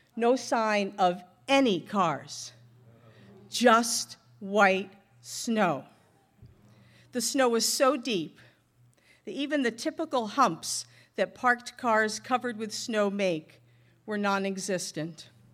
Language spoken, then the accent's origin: English; North Shore of Boston, Massachusetts, United States; moved away; I grew up in Massachusetts on the north shore of Boston